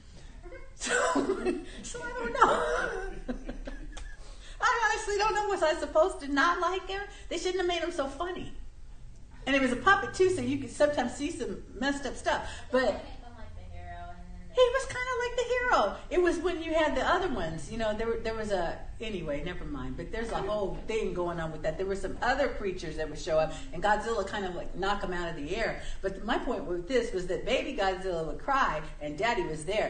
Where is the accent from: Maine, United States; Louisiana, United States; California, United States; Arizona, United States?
California, United States; Southern; Where I lived, when I grew up in Southern California